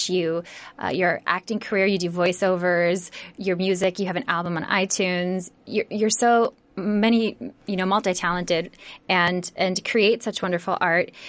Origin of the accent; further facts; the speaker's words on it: Midwest, United States; now in California, United States; growing up in the Midwest